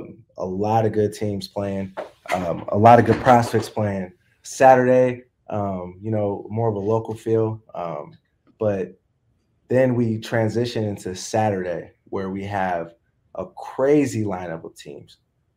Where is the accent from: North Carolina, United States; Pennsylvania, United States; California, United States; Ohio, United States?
California, United States; Southern; growing up in SoCal